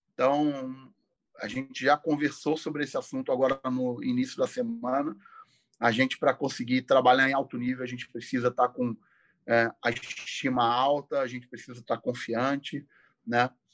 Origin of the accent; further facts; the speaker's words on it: Rio de Janeiro, Brazil; eu sou um, uma pessoa do subúrbio do Rio de Janeiro, moro lá até hoje, sou de Del Castilho, um bairro do subúrbio próximo ali do, do estádio Newton Santos.